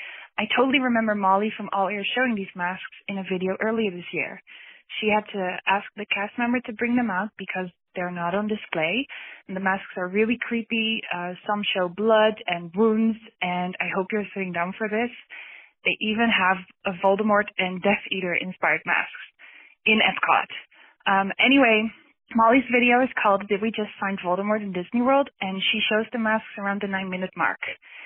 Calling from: Netherlands; I'm calling from the Netherlands.

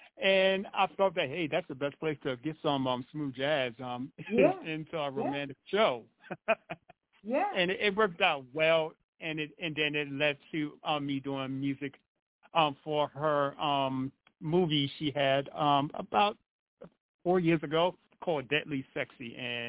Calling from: Pennsylvania, United States; I'm located in northeastern Pennsylvania, and we're located in the mountains

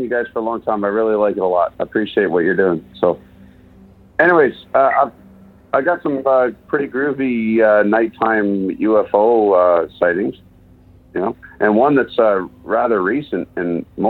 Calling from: East Gwillimbury, Ontario, Canada; Hey, I'm over in East Gwillimbury. It's a little bit north of Toronto.

